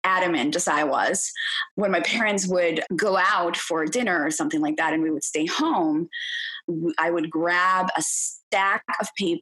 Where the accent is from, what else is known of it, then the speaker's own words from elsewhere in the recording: Venezuela; moved away; I grew up in Venezuela. That's where I'm originally from.